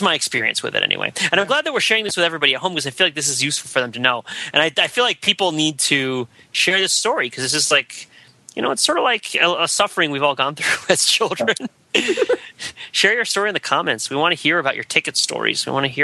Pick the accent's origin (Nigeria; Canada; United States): United States; New Jersey; I grew up in New Jersey